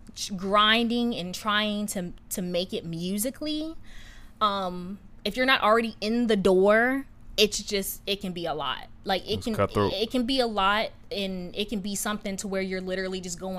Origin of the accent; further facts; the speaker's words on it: Woodbridge, Virginia, United States; also born or lived in California; I grew up in Northern Virginia, like the DC, like closer to DC